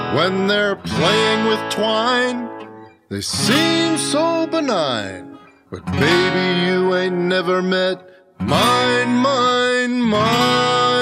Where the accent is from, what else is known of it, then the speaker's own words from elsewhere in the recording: Reading, Pennsylvania, United States; also born or lived in Cleveland, Ohio; now in Nashville, United States; I was born in Reading, Pennsylvania, which is also the hometown of …